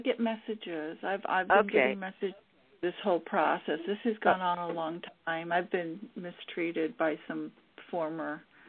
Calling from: California, United States; I'm calling … from California

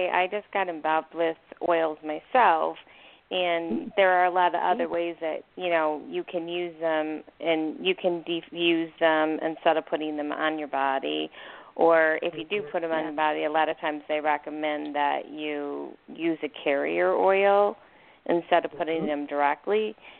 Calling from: Arizona, United States; from Arizona.

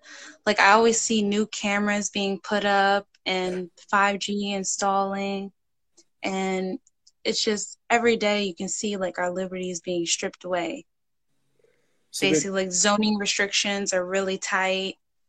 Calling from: New Jersey, United States; So I'm calling from New Jersey.

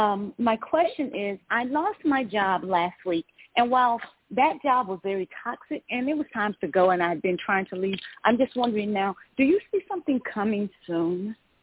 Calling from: Georgia, United States; I'm calling from Georgia.

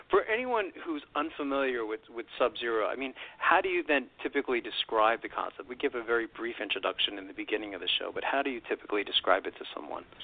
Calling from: Provo, Utah, United States; I'm calling from Provo, Utah.

